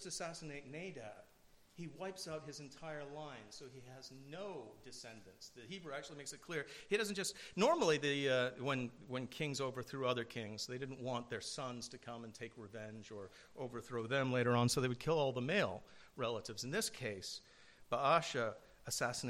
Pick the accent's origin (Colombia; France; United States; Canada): United States; New Jersey; moved away; I grew up in New Jersey in an area where I'd never heard the gospel